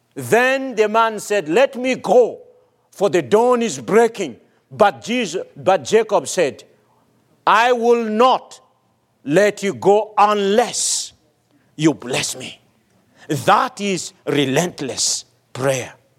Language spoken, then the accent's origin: English; Madagascar; moved away; my home country, Madagascar